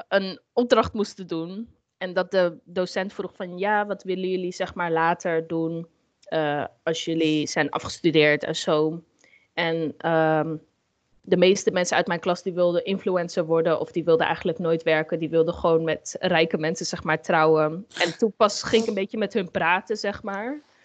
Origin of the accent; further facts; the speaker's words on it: Amsterdam, North Holland, Netherlands; ik ben zelf eh, opgegroeid in Amsterdam. En mhm. ehm, ja, Amsterdam-West